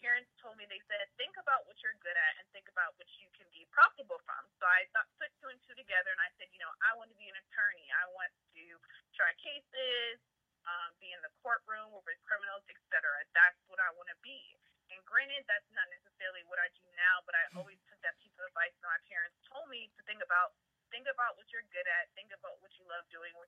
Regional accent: Prince George's County, Maryland, United States; I am from the DMV area. For people who do not know, that is D.C., Maryland, and Virginia, precisely Prince George's County, Maryland

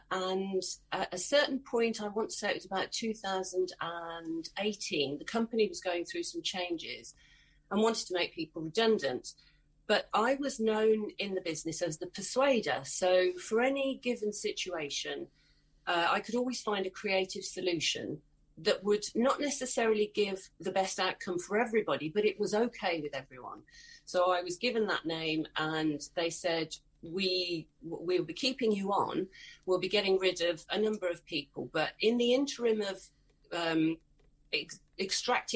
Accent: Worcestershire, West Midlands, United Kingdom; I moved back to my hometown. I'm in Worcestershire, in the middle of England.

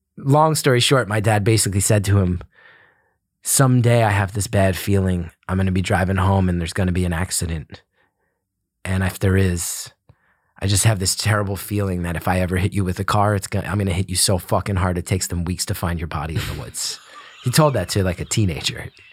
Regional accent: West Orange, New Jersey, United States; Grew up in a town called West Orange. Uh, it's a suburb of Newark, New Jersey

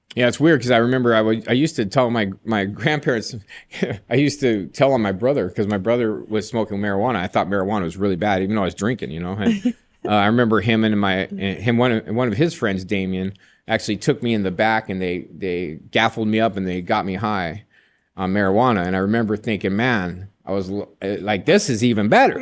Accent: Joshua Tree, California, United States; I was raised in Joshua Tree, California.

